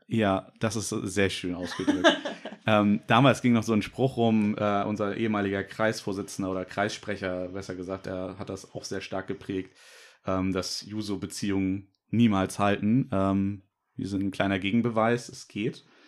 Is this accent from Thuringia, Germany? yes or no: no; Norderstedt, Schleswig-Holstein, Germany